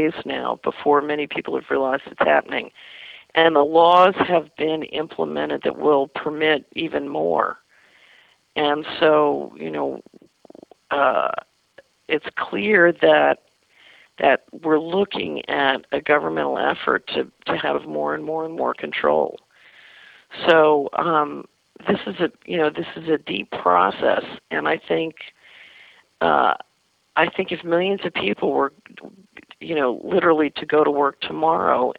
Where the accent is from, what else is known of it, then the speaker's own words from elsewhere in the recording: Philadelphia, Pennsylvania, United States; when I was a little girl growing up in West Philadelphia